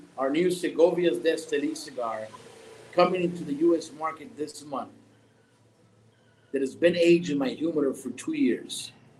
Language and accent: English; West Coast, United States; Because I'm from the West Coast. I'm an American, and I got to come back to the market.